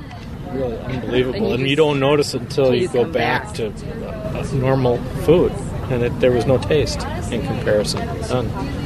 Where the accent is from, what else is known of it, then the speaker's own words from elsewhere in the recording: Shorewood, Wisconsin, United States; I'm from Shorewood.